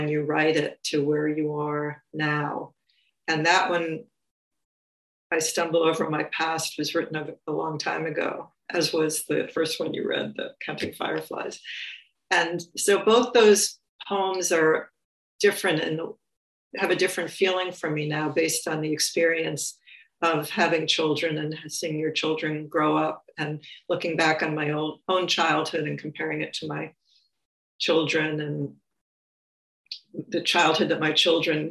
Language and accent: English; New York City, New York, United States; I grew up in New York City in the borough of Queens